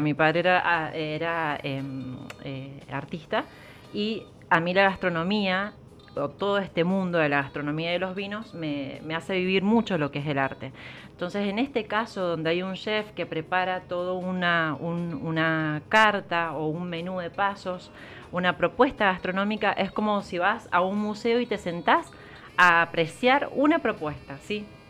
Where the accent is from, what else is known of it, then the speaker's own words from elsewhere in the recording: Mendoza, Argentina; nosotros como mendocinos